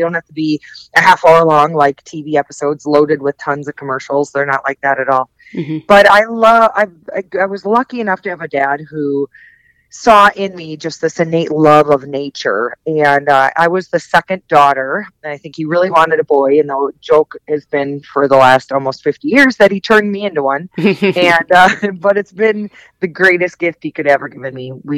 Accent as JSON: {"language": "English", "region": "Wisconsin", "country": "United States", "tie": "born or raised there", "said": "I grew up in Wisconsin. I'm a Midwest gal."}